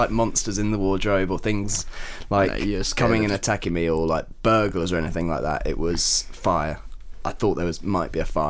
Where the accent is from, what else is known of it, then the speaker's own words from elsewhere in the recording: United Kingdom; But as a Brit